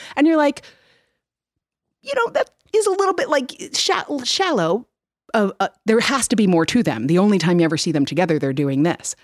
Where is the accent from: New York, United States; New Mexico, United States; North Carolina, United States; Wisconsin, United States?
New York, United States; now in West Coast, United States; I grew up in New York.